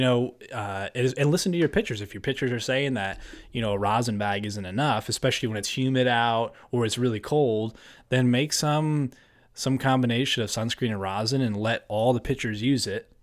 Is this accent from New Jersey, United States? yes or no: yes; New Jersey, United States; now in Pennsylvania, United States; Born and raised in New Jersey, uh, an hour outside the city.